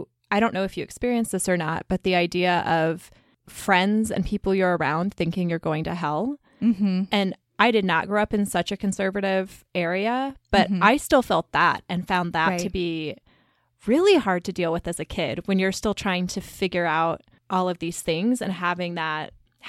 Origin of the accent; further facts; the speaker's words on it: Columbia, Missouri, United States; moved away; I grew up in Columbia, Missouri, which is a university town. It's where the University of Missouri is. And it's right in the middle of the state.